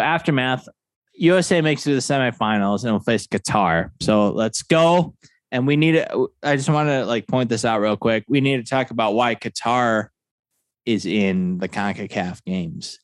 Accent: Chicago suburbs, Illinois, United States; I am from the Chicago suburbs. I'm from the west side, the Dallas Grove area, D G six three oh.

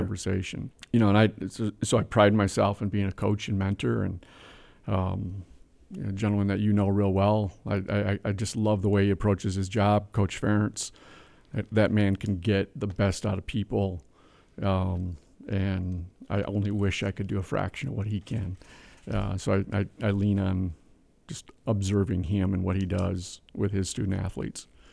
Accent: Whitehall, Wisconsin, United States; I was born in Whitehall, Wisconsin, population fourteen sixty-one.

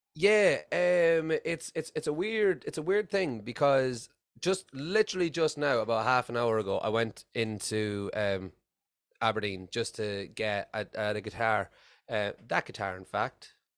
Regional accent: Ireland; moved away as an adult; now in Scotland, United Kingdom; I'm originally from Ireland, uh, and I've been living in Scotland for the past eight years.

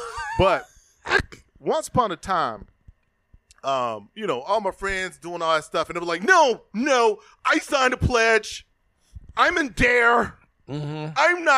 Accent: Memphis, Tennessee, United States; also born or lived in Illinois; When I was a kid growing up in North Memphis

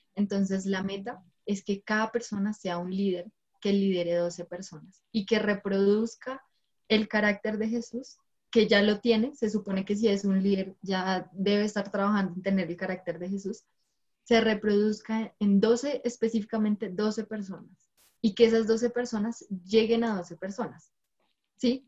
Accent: Bogotá, Colombia; soy de la ciudad de Bogotá

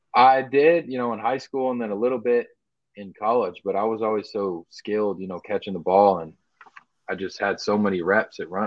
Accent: Dallas, Texas, United States; as a kid growing up in Dallas

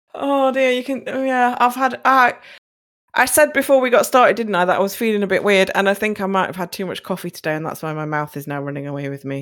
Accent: United Kingdom; My hometown has its own cinema

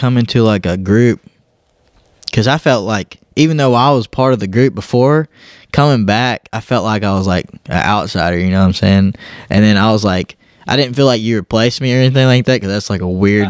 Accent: Southeast Texas, United States; moved away as an adult; now in Georgia, United States; me growing up in Southeast Texas

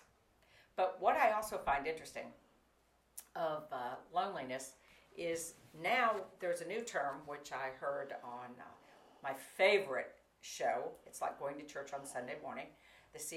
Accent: Florida, United States; I grew up in Florida

